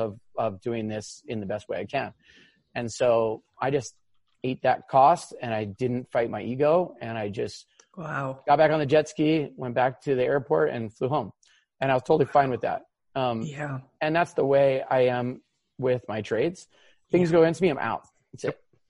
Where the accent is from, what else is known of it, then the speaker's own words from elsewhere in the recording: Hawaii, United States; I grew up here in Hawaii. I was born and raised